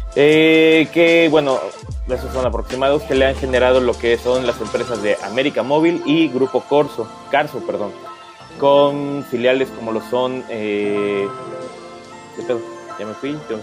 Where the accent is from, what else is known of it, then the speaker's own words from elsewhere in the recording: Mexico; como mexicanos que son, o que somos también